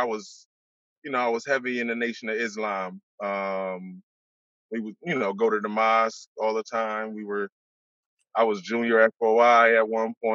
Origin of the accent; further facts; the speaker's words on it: Rochester, New York, United States; also born or lived in the South / California / North Carolina; I'm from Rochester, New York. Born and raised in Rochester, New York, upstate New York. 19th Ward